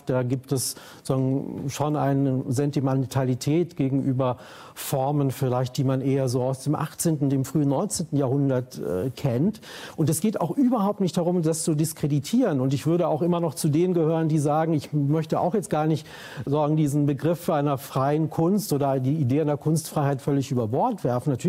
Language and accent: German; West Germany, Germany; Neurauch kommt aus dem Osten, ich komme aus dem Westen.